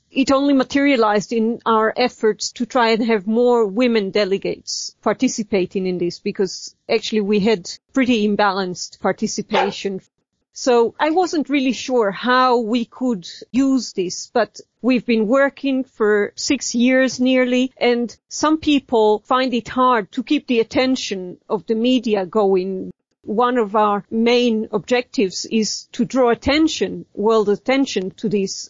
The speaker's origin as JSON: {"language": "English", "country": "Israel", "moved": "as an adult", "lives_now": "Spain", "said": "I'm an Israeli citizen"}